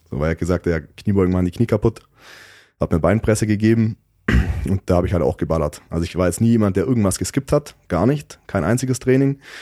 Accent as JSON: {"language": "German", "region": "Southern Germany", "country": "Germany", "said": "bei uns in Süddeutschland"}